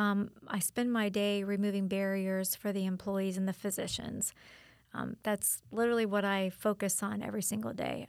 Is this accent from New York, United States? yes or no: no; Wesley Chapel, Florida, United States; moved away as an adult; now in Auburndale, United States; my native Wesley Chapel